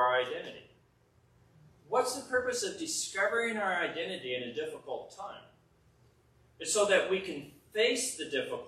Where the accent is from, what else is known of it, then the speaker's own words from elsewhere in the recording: United States; I'm an American Christian